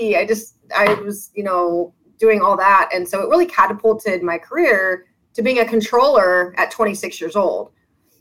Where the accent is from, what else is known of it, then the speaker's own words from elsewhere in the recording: Las Vegas, Nevada, United States; moved away as an adult; also born or lived in Arizona; now in San Diego, United States; I grew up in Las Vegas